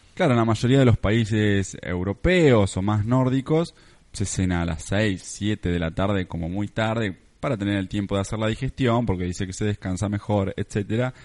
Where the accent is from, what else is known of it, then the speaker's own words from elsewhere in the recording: Argentina; nos obsesiona a veces como argentinos